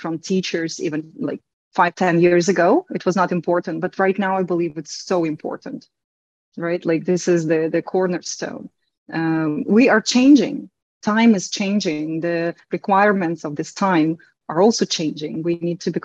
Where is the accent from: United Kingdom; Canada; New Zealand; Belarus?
Belarus; first language Russian and Belarusian; English is a second language; now in Turkey; my native language is Russian and Belarusian, because I am from Belarus.